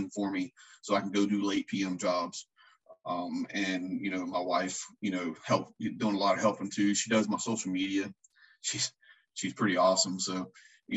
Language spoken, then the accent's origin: English; Lakeland, Florida, United States; I'm from Central Florida. I grew up in Lakeland